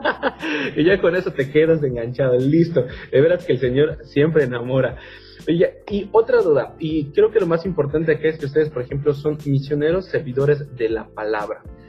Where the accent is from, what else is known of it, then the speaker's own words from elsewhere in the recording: Mexico; tenemos nosotros como mexicanos nuestro propio argot